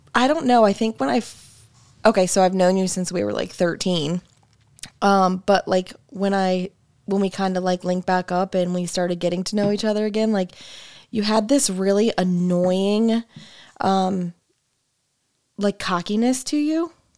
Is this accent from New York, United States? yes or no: no; Springfield, Illinois, United States; also born or lived in Chatham, Illinois / Beardstown, Illinois; I was born in Springfield, Illinois. Um, raised in Springfield, Chatham, Beardstown with my mom.